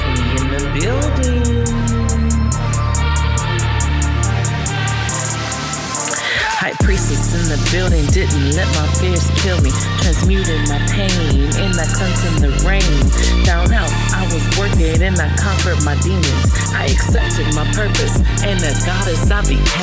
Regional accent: United States; I'm a fucking American too

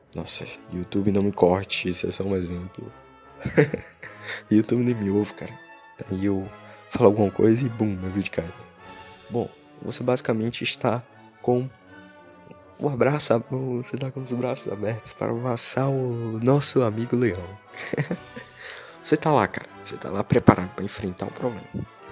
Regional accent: Brazil; Amo muito a minha terra, Brasil.

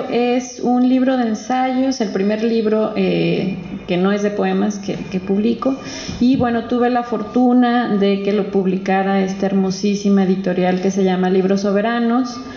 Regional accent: Guadalajara, Jalisco, Mexico; yo soy de aquí de Guadalajara, de aquí muy cerquita, de por el Parque Morelos.

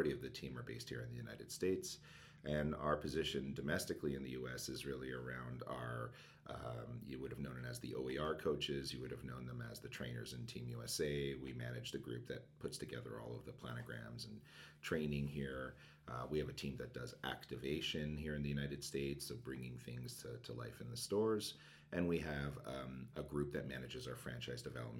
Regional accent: Canada; also born or lived in Montreal; I'm Canadian

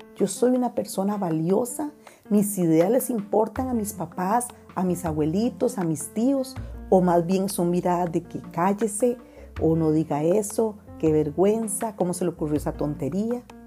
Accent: Costa Rica; en Costa Rica, en mi país

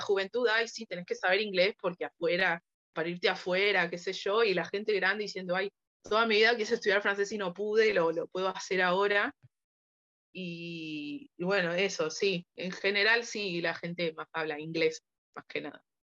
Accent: Buenos Aires, Argentina; Soy de Buenos Aires, Argentina

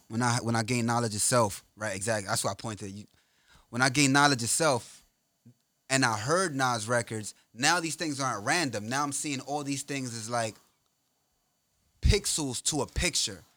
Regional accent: New York, United States; I'm from New York

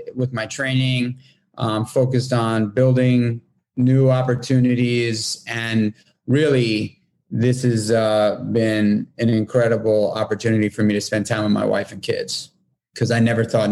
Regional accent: New York City, New York, United States; moved away as an adult; now in upstate New York, United States; I'm born and raised in Manhattan in New York City

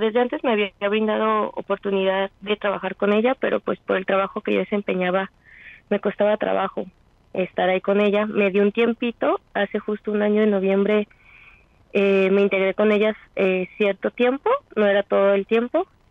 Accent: Mexico; como buenos mexicanos que somos

